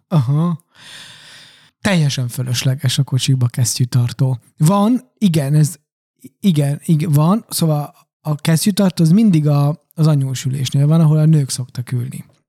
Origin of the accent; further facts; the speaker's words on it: Transylvania, Romania; moved away; Románia az én eredeti hazám, a szülőföldem, jó, azon belül Erdély